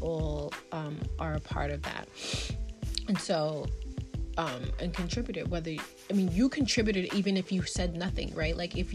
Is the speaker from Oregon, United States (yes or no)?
no; New York City, New York, United States; as a black woman growing up in Brooklyn, New York